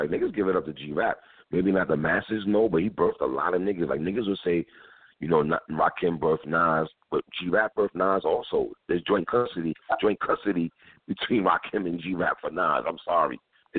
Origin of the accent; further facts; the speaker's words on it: New York City, New York, United States; I'm from Crown Heights